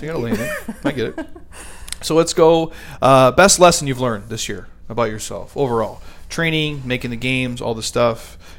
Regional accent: Midwest, United States; I'm from the Midwest, so like that's what you do.

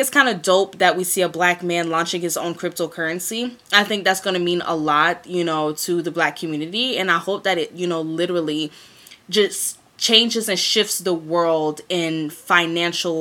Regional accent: Greenville, South Carolina, United States; also born or lived in Columbia, South Carolina; I'm back in the Ville now where I grew up

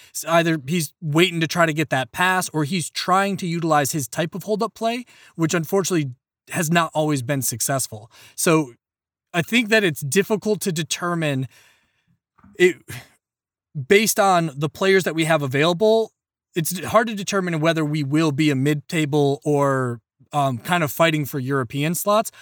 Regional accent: Ireland; as an Irishman

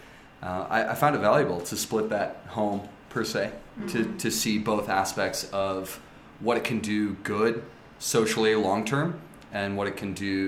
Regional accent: St. Louis, Missouri, United States; went to a private Catholic school growing up in St. Louis, at St. Mary's, which is a classically religious high school.

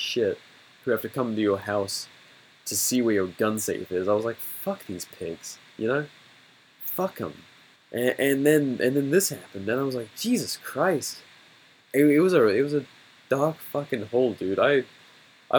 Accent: England, United Kingdom; growing up in England

